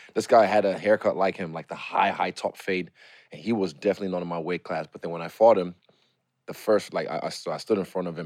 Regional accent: New Zealand; also born or lived in Lagos, Nigeria; I'm from New Zealand

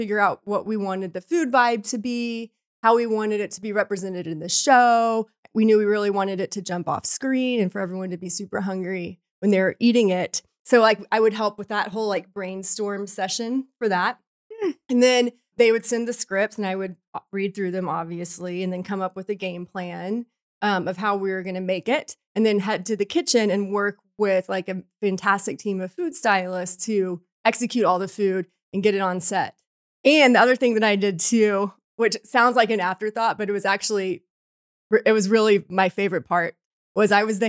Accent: Texas, United States; I hail from Texas.

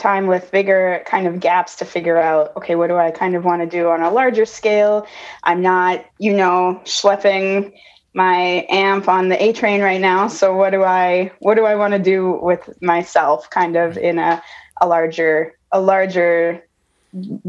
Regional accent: Manitoba, Canada; moved away as an adult; also born or lived in United States; I grew up here in Manitoba.

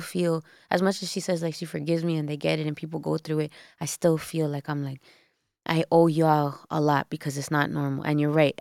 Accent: Toronto, Ontario, Canada; I was born in Toronto

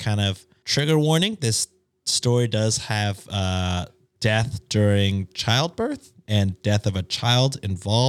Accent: United States; as an American

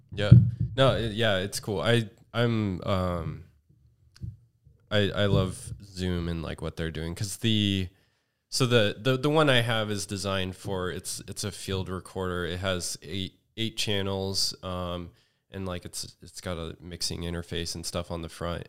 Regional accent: Redding, California, United States; now in Los Angeles, United States; I'm from Northern California.

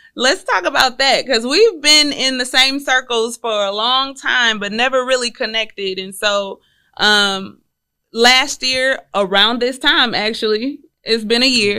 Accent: Houston, Texas, United States; I'm originally from Houston, Texas

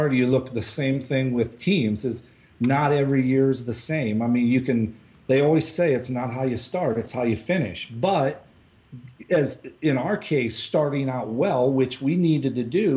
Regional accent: Peoria, Illinois, United States; I growing up in the Midwest and around the Peoria area

